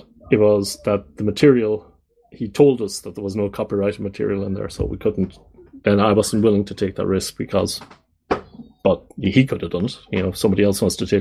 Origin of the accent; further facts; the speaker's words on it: Ireland; I come from the Republic